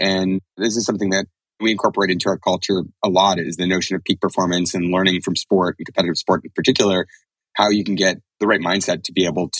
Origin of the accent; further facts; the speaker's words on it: Canada; As a Canadian